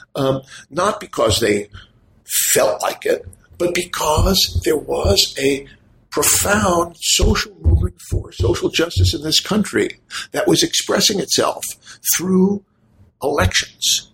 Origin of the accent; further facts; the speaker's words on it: United States; as an American citizen